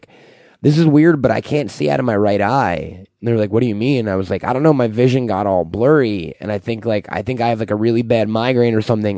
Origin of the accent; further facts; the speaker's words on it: New York, United States; I'm from New York.